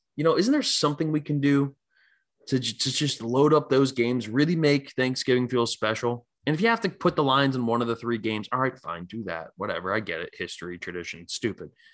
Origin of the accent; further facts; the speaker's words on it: Philadelphia, Pennsylvania, United States; moved away; I'm from Philly